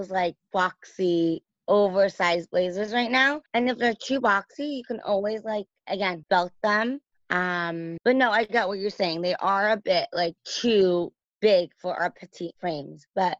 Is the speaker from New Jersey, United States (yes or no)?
no; Los Angeles, California, United States; also born or lived in New York; raised in LA.